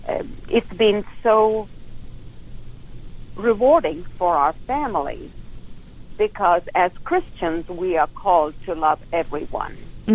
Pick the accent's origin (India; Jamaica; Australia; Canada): India; New Delhi, Delhi; moved away as an adult; also born or lived in Dallas, Texas; now in United States; I was born in New Delhi